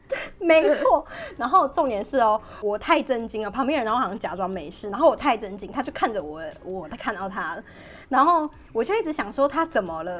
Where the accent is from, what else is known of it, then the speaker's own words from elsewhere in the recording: Taiwan; moved away; 身为一个台湾人